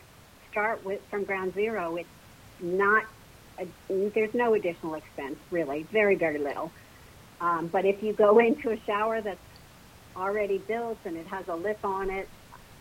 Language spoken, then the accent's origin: English; New Jersey, United States; moved away as an adult; now in Plano, Texas, United States; I currently live in Plano, Texas, and I'm originally from New Jersey. You can probably tell by the way I speak